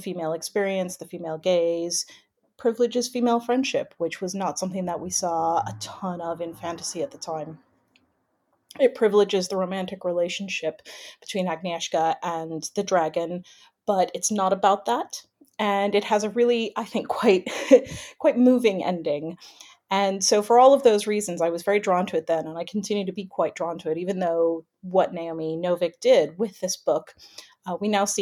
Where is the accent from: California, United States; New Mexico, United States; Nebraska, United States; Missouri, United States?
California, United States; now in United Kingdom; I'm from California originally.